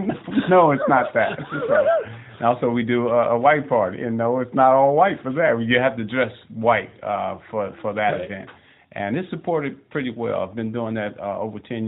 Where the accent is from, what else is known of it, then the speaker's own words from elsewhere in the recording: Chicago, Illinois, United States; now in Arizona, United States; I'm really from Chicago